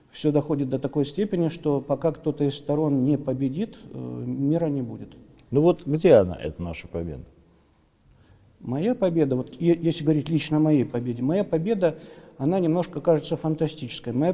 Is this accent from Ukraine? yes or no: yes; Ukraine; Я украинец. Я украинец, который воспитан в украинстве.